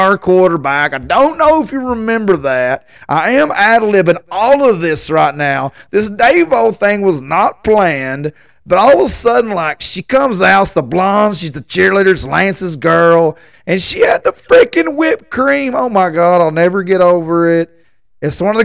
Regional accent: Gainesboro, Tennessee, United States; I'm from Gainesboro. I've lived here my whole life

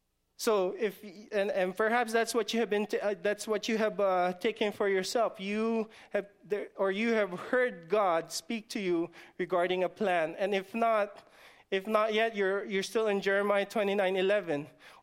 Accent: Guam; I'm just from the islands? I'm just from Guam. I'm just from the village of Guam. I don't want to say any village. I'm just from the village of Guam.

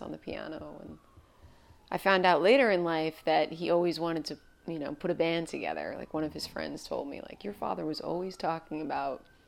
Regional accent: Wantagh, New York, United States; also born or lived in Queens, New York; I grew up on Long Island, which, you know, if you know New York really well, like Long Island sometimes gets a bad rap. But that's where I was born and raised

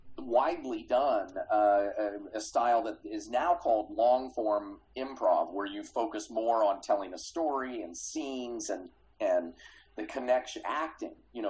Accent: Kansas City, United States; I grew up in Kansas City

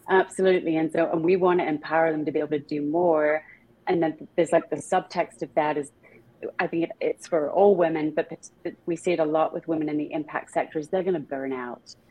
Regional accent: small town near Stratford-upon-Avon, middle of England, West Midlands, United Kingdom; accent: British; moved away; also born or lived in London; I was born in a very small town in the middle of England, not far away from where Shakespeare was born

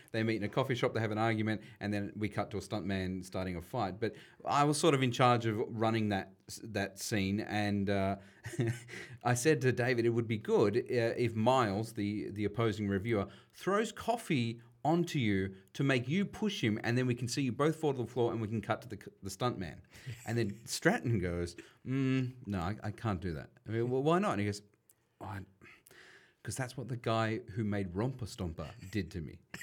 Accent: Sydney, New South Wales, Australia; growing up in Western Sydney

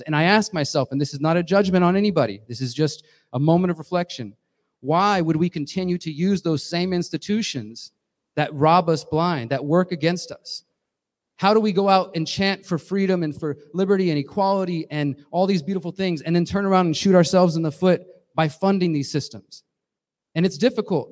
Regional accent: Houston, Texas, United States; moved away; I'm originally from Houston, Texas.

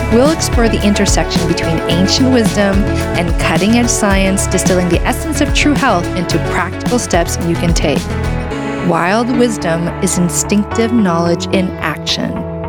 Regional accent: Canada; I'm a Canadian medical doctor

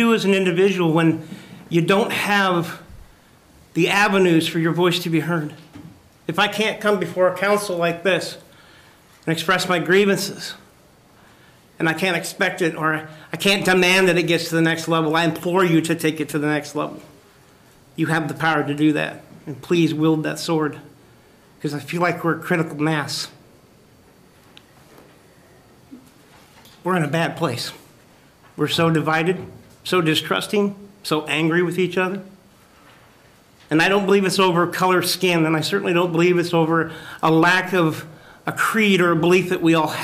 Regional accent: Fremont, Nebraska, United States; also born or lived in Obert, Nebraska; I, too, am from the northeastern part of the state. I represent Obert, Nebraska.

